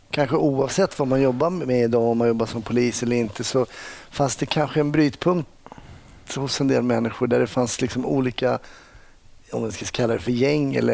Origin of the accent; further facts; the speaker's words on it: West coast, Västra Götaland, Sweden; accent: west coast (Gothenburg) dialect; låter i alla fall som en guy from the west coast. Ja, jag har väl dialekten i alla fall.